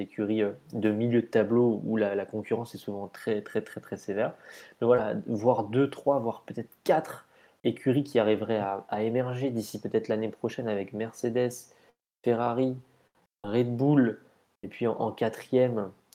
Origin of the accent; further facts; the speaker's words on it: France; on est français